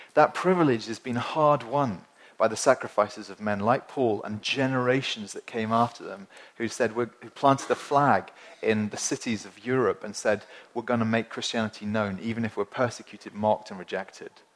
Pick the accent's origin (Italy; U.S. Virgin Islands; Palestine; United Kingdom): United Kingdom; Winchester, South East England; I come from Winchester, which is a small, small city in the, in the south of England